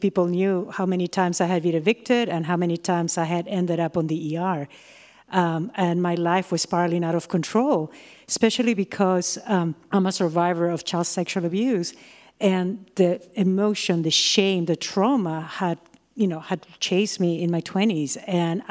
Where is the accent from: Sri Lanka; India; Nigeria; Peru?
Peru; moved away as an adult; now in United States; from Peru and I'm going to Millersville University of Pennsylvania